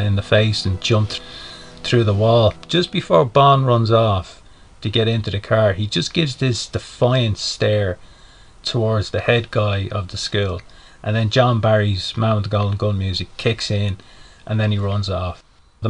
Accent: Dublin, Leinster, Ireland; I'm from Dublin in Ireland

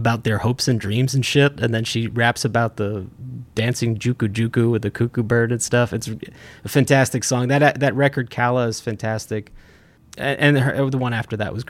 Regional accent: Kendall Park, New Jersey, United States; moved away; I was back in my hometown

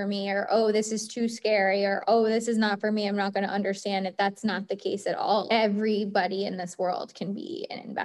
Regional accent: East Coast, United States; also born or lived in New York; now in Boston, United States; I grew up on the East Coast.

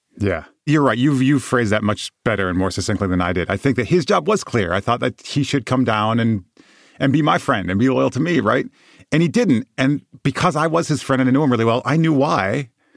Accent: West Michigan, United States; moved away as an adult; also born or lived in South Bend, Indiana; I moved down to South Bend from where I grew up in West Michigan.

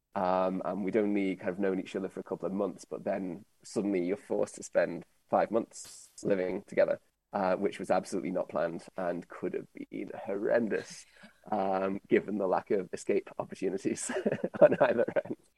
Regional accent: United Kingdom; now in Europe; as a Brit

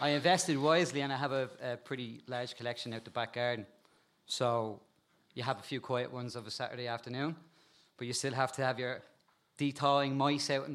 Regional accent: Dublin, Leinster, Ireland; I grew up in Crumlin, it was still a bit wild

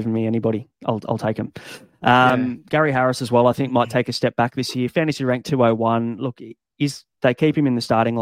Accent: Australia; as an Aussie

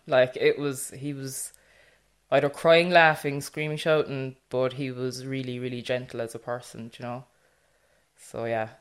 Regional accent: Millstreet, Munster, Ireland; I'm from Mill Street, so it's North Cork, small rural town. Everybody knows everybody

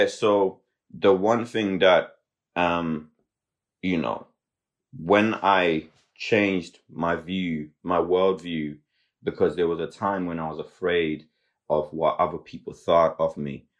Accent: Zimbabwe; also born or lived in Limerick, Ireland; now in Ireland; we're from Zimbabwe

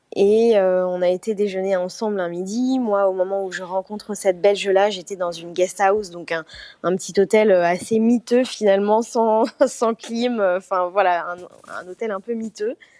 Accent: France; moved away as an adult; now in Bali, Indonesia; chez moi en France, dans ma petite ville

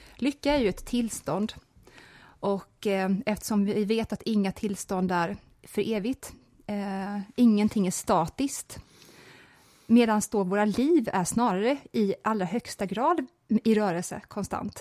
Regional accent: Småland, Sweden; när jag växte upp i Småland

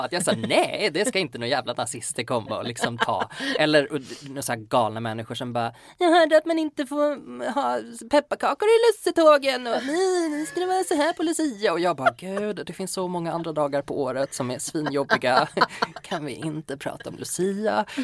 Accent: Blekinge, Sweden; alltså jag är uppvuxen i SD-land. alltså, det, snälla, så... vi jag kommer från

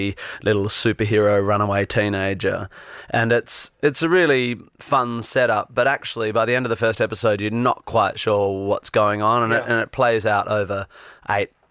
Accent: Perth, Western Australia, Australia; also born or lived in Northampton / Melbourne / London; now in Sydney, Australia; I grew up in Perth and then moved to Melbourne and then moved to London, where I lived here for 8 years

